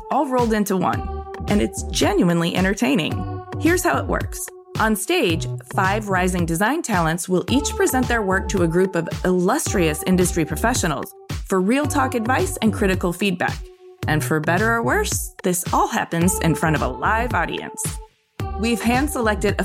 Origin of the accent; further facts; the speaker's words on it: Ypsilanti, Michigan, United States; I was born and raised in Ypsilanti, which is only about a half an hour away